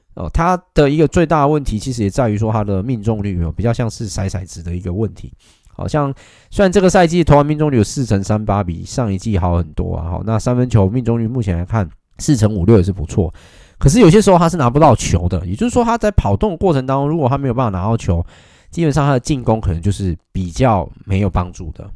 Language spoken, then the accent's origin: Chinese; Taiwan; 那当然他有一段时间其实很长时间都是在我们台湾这边打球